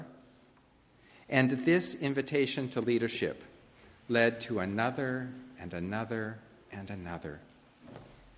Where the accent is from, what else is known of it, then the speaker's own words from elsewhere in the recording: Montana, United States; moved away as an adult; also born or lived in Portland, Oregon; I left my home state of Montana to try living in Portland, Oregon.